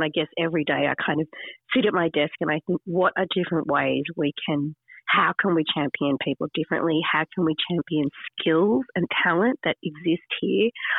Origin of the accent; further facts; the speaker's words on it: Sydney, New South Wales, Australia; moved away as an adult; now in regional Australia; I came from the city. I grew up in Sydney and I really knew nothing about regional Australia.